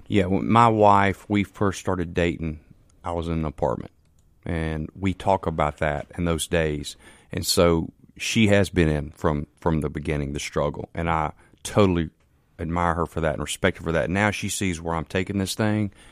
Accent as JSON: {"language": "English", "town": "Canton", "region": "Mississippi", "country": "United States", "said": "I'm from Canton, Mississippi."}